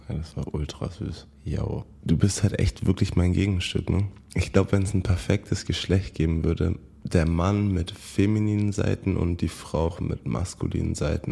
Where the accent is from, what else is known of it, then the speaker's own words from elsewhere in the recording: Bayreuth, Bavaria, Germany; moved away as an adult; also born or lived in San Francisco area, United States; Ich komme ja aus Bayreuth